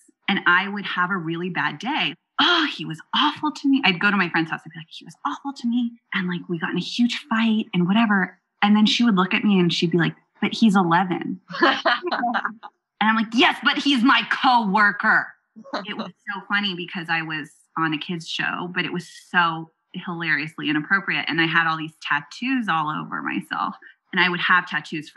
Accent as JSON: {"language": "English", "area": "Silicon Valley", "region": "California", "country": "United States", "tie": "born or raised there", "said": "grew up in Silicon Valley. I am a fourth generation venture capitalist"}